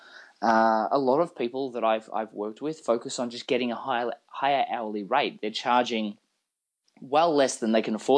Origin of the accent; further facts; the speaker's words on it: Australia; moved away as an adult; now in Austin, United States; I'm actually originally from Australia. I've only lived in Austin for the last few years.